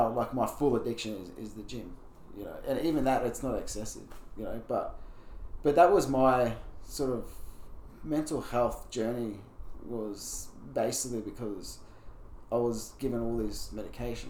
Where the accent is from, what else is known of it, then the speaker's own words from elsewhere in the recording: Brisbane, Queensland, Australia; also born or lived in Mackay, Australia / Bowen, Australia; we moved to Brisbane when I was 8